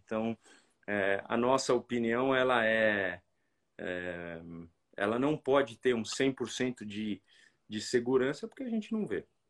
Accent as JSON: {"language": "Portuguese", "country": "Brazil", "said": "nós somos brasileiros"}